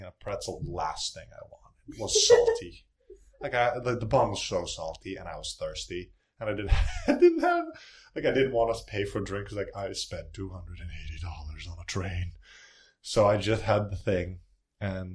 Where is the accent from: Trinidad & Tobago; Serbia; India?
Serbia; moved away as an adult; now in Philadelphia, United States; I'm a student from Serbia. I came to go to Drexel